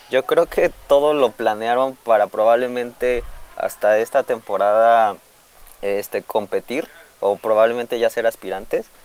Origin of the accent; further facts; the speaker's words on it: Mexico City, Mexico; Ah, de la Ciudad de México.